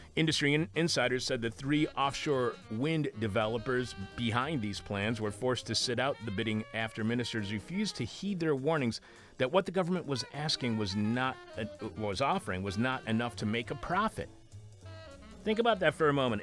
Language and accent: English; Detroit, Michigan, United States; I was born in Detroit over on Six Mile and, uh, Mac